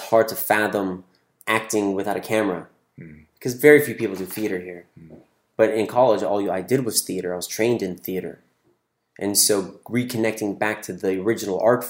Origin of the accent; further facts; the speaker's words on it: Toronto, Ontario, Canada; moved away as an adult; also born or lived in California; now in Los Angeles, United States; I grew up in Toronto, moved to California for college at 18